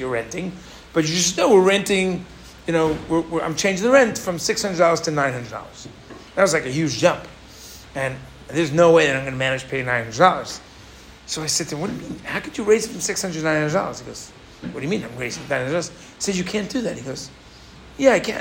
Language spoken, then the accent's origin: English; United States; now in Israel; I'm American